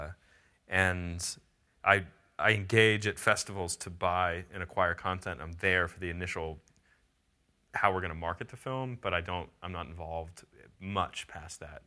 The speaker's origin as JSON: {"language": "English", "area": "near Pittsburgh", "region": "Pennsylvania", "country": "United States", "tie": "born or raised there", "also_born_or_lived": "Southeast Ohio / Bakersfield", "moved": "yes", "lives_now": "Austin, United States", "said": "I grew up near Pittsburgh"}